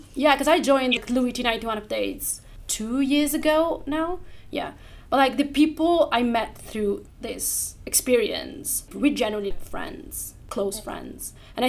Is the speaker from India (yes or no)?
no; Italy; now in London, United Kingdom; I'm originally from Italy, but I moved here in London.